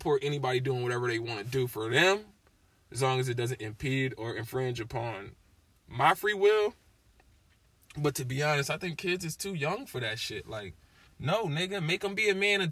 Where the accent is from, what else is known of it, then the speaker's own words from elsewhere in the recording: Tallahassee, Florida, United States; also born or lived in Springfield, Massachusetts; I grew up in a Muslim household in Tallahassee, Florida